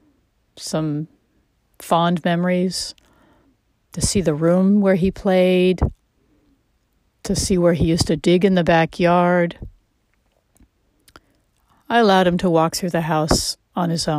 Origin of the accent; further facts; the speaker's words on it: United States; although I am American.